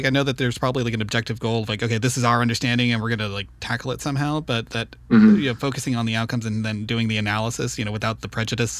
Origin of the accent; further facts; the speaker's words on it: Santa Ana, California, United States; I grew up in Santa Ana, right in the very center of town.